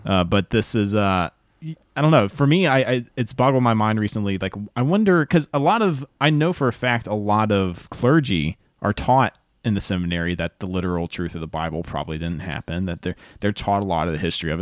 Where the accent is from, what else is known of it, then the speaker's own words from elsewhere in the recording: North Carolina, United States; moved away; also born or lived in Chapel Hill, North Carolina; I grew up an hour north of Charlotte in a small town